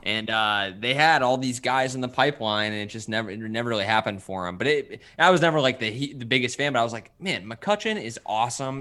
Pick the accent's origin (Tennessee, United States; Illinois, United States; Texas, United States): Illinois, United States; Bloomington; moved away as an adult; also born or lived in Wisconsin / Columbia, Missouri / Michigan; now in St. Louis, United States; born and raised in Bloomington, Illinois